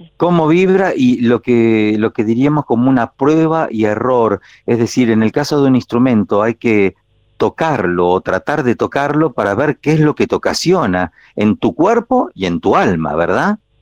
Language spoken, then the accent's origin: Spanish; the interior, Argentina; moved away; nosotros de chiquito en el interior decíamos cowboys